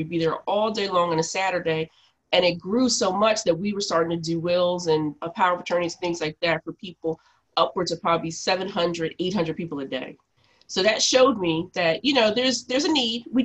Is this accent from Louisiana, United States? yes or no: no; Philadelphia, Pennsylvania, United States; I'm from Philly. I grew up in Mount Airy, Germantown area